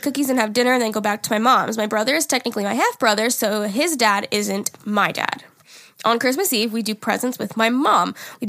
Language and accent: English; Minnesota, United States; Hey, girls. … I'm from Minnesota. I sent in an email before for the Thanksgiving episode, and y'all were trying to do a Minnesotan accent.